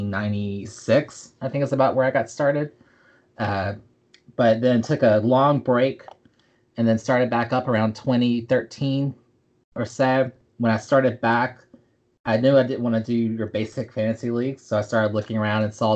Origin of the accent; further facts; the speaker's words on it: the South, United States; I'm from the South